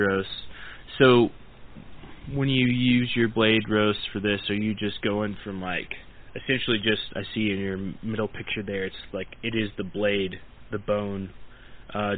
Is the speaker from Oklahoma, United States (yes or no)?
yes; Oklahoma, United States; moved away; I'm originally from Oklahoma, and I'm a member of the Choctaw Nation of Oklahoma